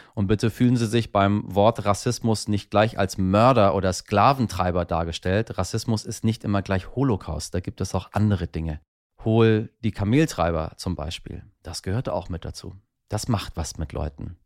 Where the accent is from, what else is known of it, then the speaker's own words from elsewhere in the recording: Tehran, Tehran Province, Iran; now in Germany; in meiner Heimatstadt Teheran